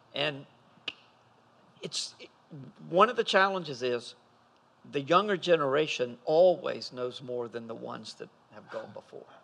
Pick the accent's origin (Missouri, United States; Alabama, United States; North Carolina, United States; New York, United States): North Carolina, United States; Fuquay-Varina; I grew up in Fuquay. We were in the same town.